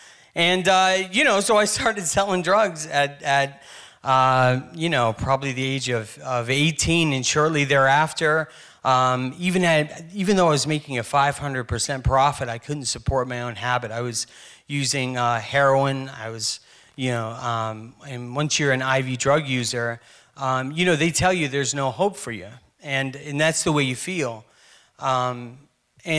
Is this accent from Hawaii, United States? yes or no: yes; Kailua, Hawaii, United States; also born or lived in Santa Monica, United States / Danville, United States / Raleigh, United States / Durham, United States; And I moved all over the country. I was born in Santa Monica. I was raised in Kailua, Hawaii. I moved to Danville, Virginia, Raleigh, Durham, North Carolina, ended up in Kansas City, Missouri.